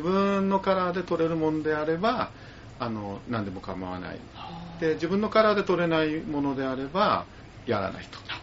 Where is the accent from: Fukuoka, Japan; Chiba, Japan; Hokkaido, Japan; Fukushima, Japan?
Chiba, Japan; Urayasu; 浦安で生まれ育って